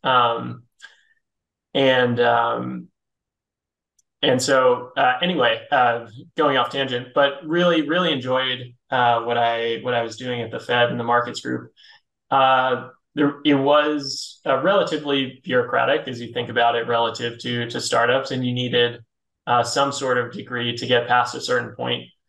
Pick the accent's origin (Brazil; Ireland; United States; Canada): United States; Philadelphia, Pennsylvania; moved away as an adult; also born or lived in New York; I'm originally from Philly